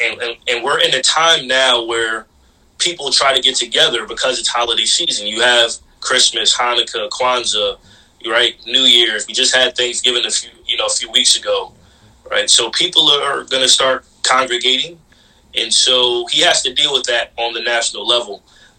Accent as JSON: {"language": "English", "country": "Jamaica", "said": "You know, I'm Caribbean, I'm Jamaican, but I still rep, you know, yeah."}